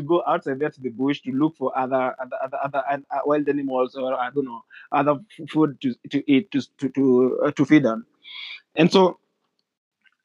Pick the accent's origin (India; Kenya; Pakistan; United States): Kenya; being that I grew here